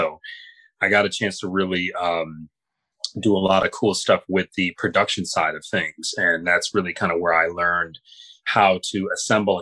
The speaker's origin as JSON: {"language": "English", "town": "Grand Rapids", "region": "Michigan", "country": "United States", "tie": "born or raised there", "said": "the years growing up in Grand Rapids, Michigan"}